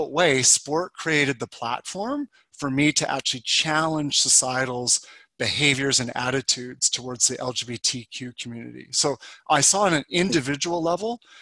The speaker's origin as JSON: {"language": "English", "town": "Calgary", "region": "Alberta", "country": "Canada", "tie": "born or raised there", "said": "I grew up in Calgary, Alberta"}